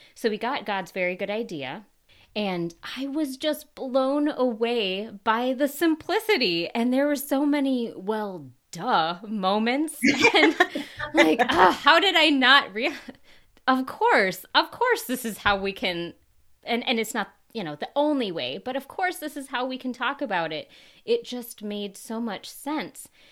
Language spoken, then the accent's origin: English; Minnesota, United States; moved away; I'm originally from Minnesota